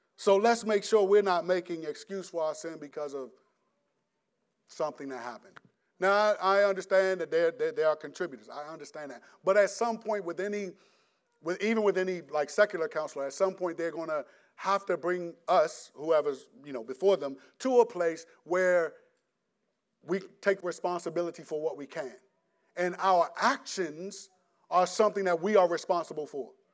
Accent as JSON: {"language": "English", "country": "United States", "said": "we're American"}